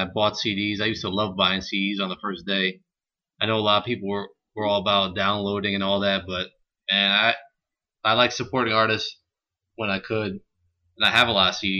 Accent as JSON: {"language": "English", "region": "New York", "country": "United States", "said": "I'm a New Yorker"}